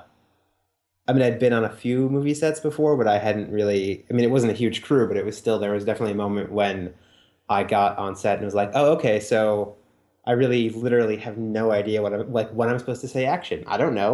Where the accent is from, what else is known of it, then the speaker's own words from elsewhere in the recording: Wisconsin, United States; moved away; also born or lived in New York; I'm from Wisconsin originally